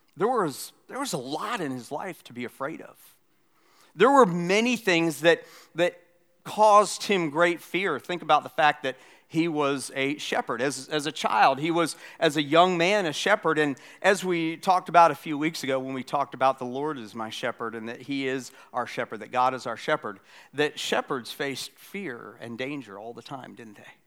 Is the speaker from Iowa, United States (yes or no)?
no; Florida, United States; now in South Carolina, United States; I grew up in Florida. I live in South Carolina